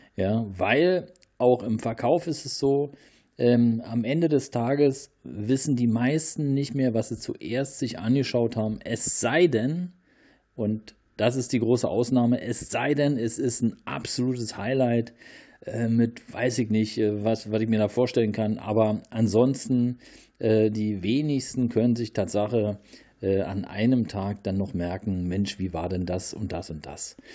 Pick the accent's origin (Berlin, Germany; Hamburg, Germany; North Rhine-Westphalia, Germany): Berlin, Germany; in Großstädten wie Berlin, äh, hier meine, ähm, ja, meine Heimat